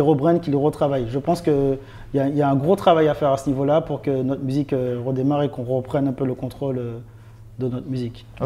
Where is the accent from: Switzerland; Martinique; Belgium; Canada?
Martinique; moved away; also born or lived in France (born) / Nice / Paris; je viens de Martinique, petite île, petit quartier.